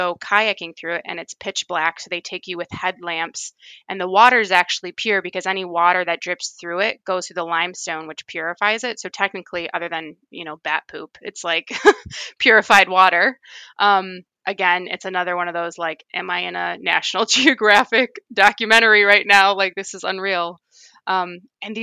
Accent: Michigan, United States; I'm from Michigan, so we have a lot of lakes and rivers.

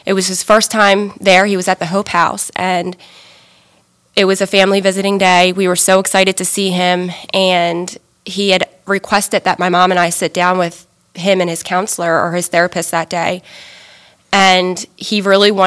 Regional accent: Pasadena, Maryland, United States; I grew up in Anne Arundel County in Pasadena.

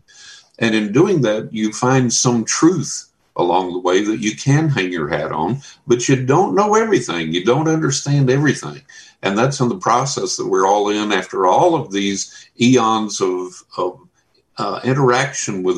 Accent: Texas, United States; growing up in Texas

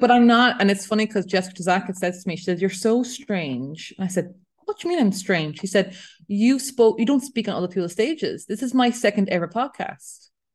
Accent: Ireland; I'm European, I'm Irish

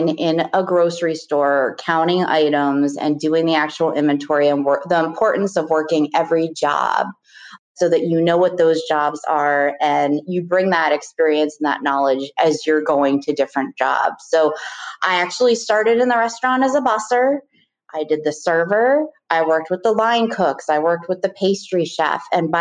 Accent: Tequesta, Florida, United States; also born or lived in Richmond, Virginia / Charlottesville, Virginia; I spent the majority of my years growing up in South Florida in a town that was small called Sequesta, which is right north of Jupiter

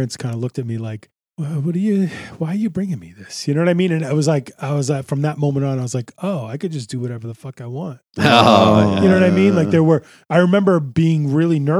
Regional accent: Lynn, Massachusetts, United States; I grew up in Lynn. I grew up in a very, like, you know, urban part of Lynn.

